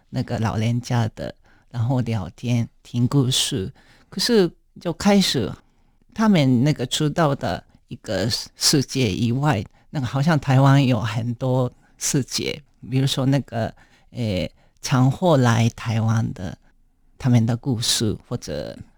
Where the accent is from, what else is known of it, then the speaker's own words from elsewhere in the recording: Japan; Chinese is a second language; moved away as an adult; also born or lived in Kyoto, Japan; now in Taipei, Taiwan; 因为那个我出生的地方三国县是比较乡下